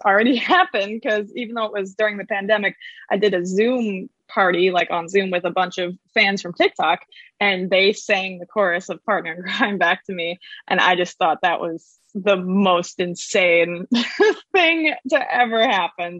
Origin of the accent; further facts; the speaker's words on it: New York, United States; now in Nashville, United States; I am from New York